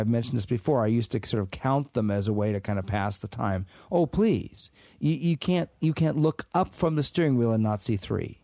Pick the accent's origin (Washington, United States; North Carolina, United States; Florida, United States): Washington, United States; moved away as an adult; growing up in Washington State